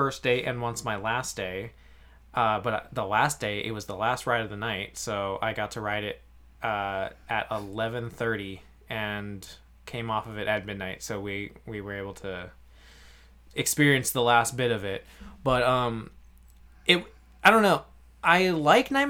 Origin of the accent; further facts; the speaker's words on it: Oregon, United States; we're from Oregon, my wife